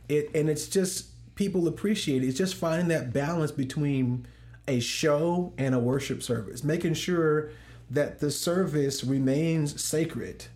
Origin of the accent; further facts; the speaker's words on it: St. Louis, Missouri, United States; now in Dallas, United States; I'm from Saint Louis